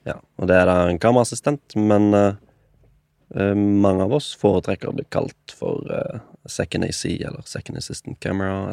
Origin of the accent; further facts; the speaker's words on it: Kristiansand, Agder, Norway; moved away as an adult; now in Oslo, Norway; Jeg er 24. Jeg kommer fra Kristiansand